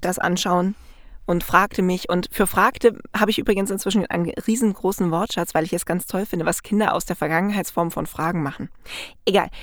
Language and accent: German; Black Forest, Baden-Württemberg, Germany; moved away; da wo ich herkomme, ursprünglich mal aus dem Schwarzwald